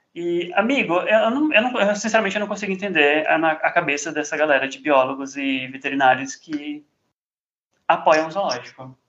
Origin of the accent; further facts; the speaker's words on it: São Paulo, Brazil; eu sou de São Paulo